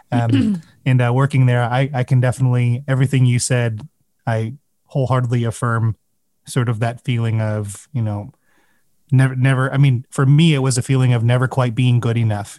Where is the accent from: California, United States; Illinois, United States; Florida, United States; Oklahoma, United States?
Illinois, United States; Chicago; growing up in the Chicago area